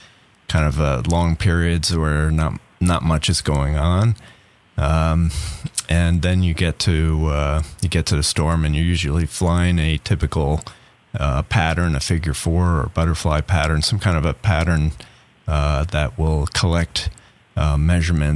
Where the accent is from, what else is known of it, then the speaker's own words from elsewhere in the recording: South Shore of Long Island, New York, United States; now in Tallahassee, United States; I grew up on the South Shore of Long Island